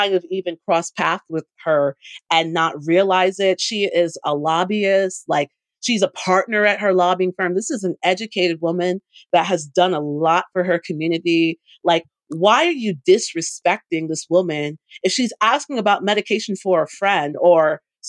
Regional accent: Jamaica; I'm Jamaican.

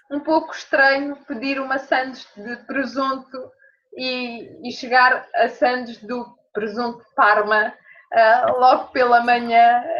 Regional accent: Portugal; para mim, como portuguesa, quando eu ouço o café da manhã

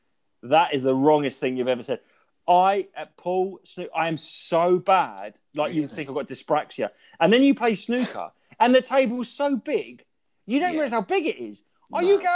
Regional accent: Brandon, East of England, United Kingdom; now in Norwich, United Kingdom; I grew up in Brandon

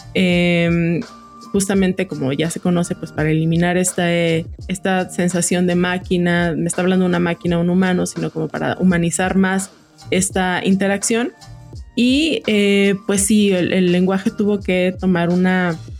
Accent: Jalisco, Mexico; moved away as an adult; now in Mexico City, Mexico; yo no soy de, de la Ciudad de México soy de Jalisco llevo cinco años aquí

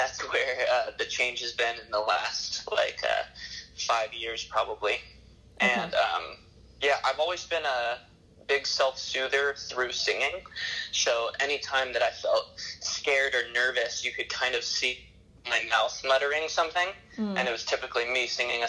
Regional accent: Santa Barbara, California, United States; I'm from Santa Barbara

